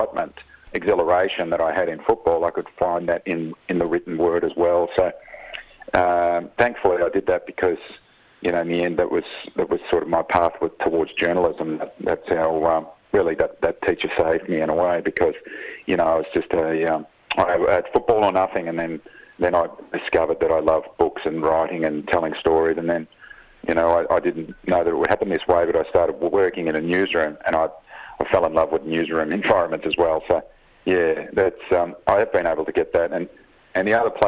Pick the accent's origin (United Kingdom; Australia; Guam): Australia; Frankston, Victoria; also born or lived in Seaford; I grew up in Frankston.